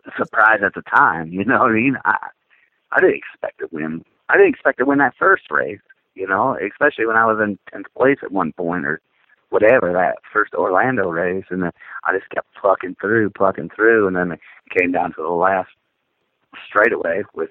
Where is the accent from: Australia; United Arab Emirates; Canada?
Canada; being a Canadian